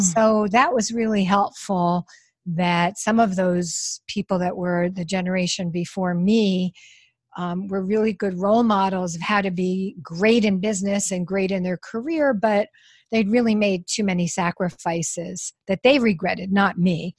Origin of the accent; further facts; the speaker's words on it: New York, United States; I'm from New York.